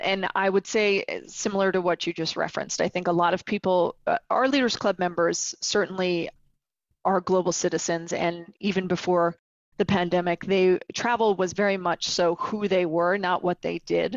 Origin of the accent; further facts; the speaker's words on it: New York City, New York, United States; as a New Yorker